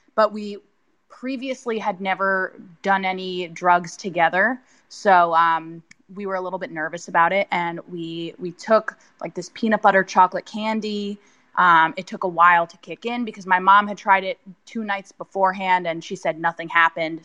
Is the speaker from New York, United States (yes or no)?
yes; New York, United States; growing up in New York, uh, and being a teenager